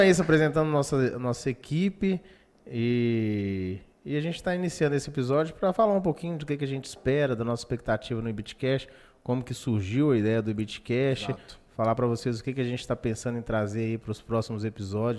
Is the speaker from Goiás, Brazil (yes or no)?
no; Pirapora, Minas Gerais, Brazil; now in Governador Valadares, Brazil; sou nascido em Pirapora, outra cidade quente pra danar